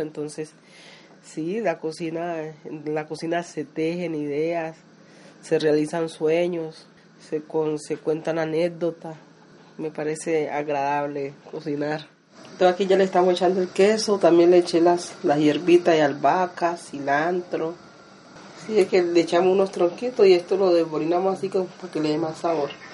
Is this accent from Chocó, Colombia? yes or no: yes; Chocó, Colombia; accent: chocoano; now in Antioquia, Colombia; en mi tierra chocana